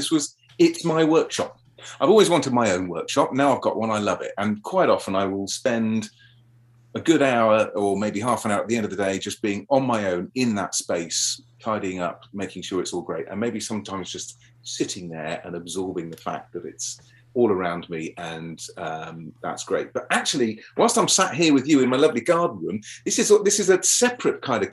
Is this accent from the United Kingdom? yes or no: yes; London, United Kingdom; I had a very happy childhood growing up in South London.